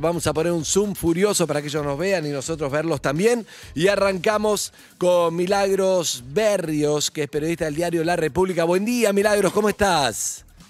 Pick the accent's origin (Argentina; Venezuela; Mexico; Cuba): Argentina; como argentinos